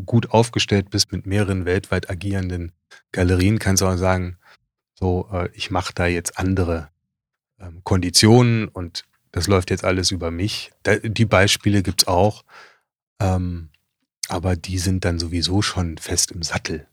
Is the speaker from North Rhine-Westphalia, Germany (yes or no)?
yes; Düsseldorf, North Rhine-Westphalia, Germany; moved away as an adult; also born or lived in Hamburg; als Düsseldorfer